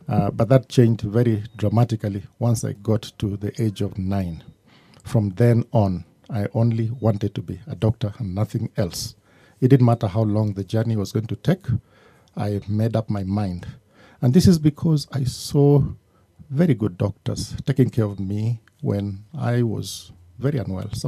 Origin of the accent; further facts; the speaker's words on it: Mombasa, Coast, Kenya; born there; I was born in Mombasa, Lady Grigg Maternity at the Coast General Hospital.